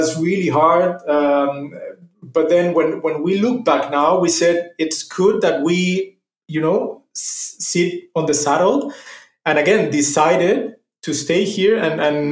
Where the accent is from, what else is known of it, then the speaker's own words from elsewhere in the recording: Mexico City, Mexico; moved away as an adult; now in Germany; I'm originally from Mexico City